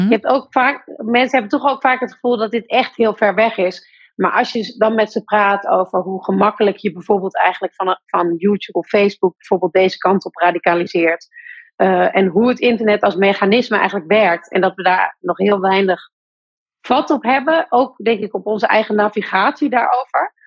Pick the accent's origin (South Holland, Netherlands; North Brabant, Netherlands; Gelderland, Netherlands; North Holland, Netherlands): North Brabant, Netherlands; Breda; Breda, waar ik geboren ben